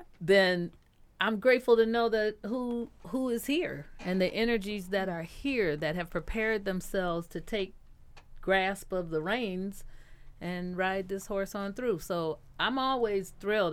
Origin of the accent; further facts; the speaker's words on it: Detroit, Michigan, United States; I grew up here in Detroit with uh, a lot of people who could sing well